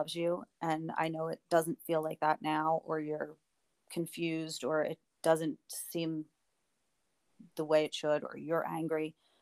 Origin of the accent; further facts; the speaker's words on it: just outside of Philadelphia, Pennsylvania, United States; I grew up in just outside of Philadelphia in the suburbs